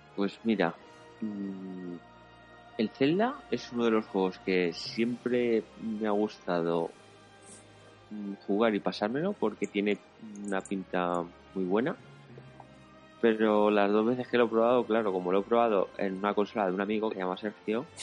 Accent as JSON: {"language": "Spanish", "town": "Valencia", "region": "Valencian Community", "country": "Spain", "said": "Somos de Valencia los dos"}